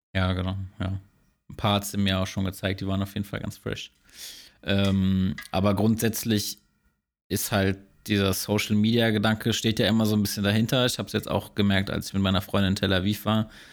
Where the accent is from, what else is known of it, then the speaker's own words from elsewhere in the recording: Germany; als Deutscher oder als Europäer